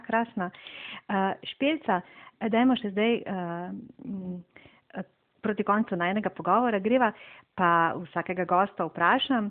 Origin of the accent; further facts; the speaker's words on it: Slovenia; Slovenci smo znani kot zelo zadržani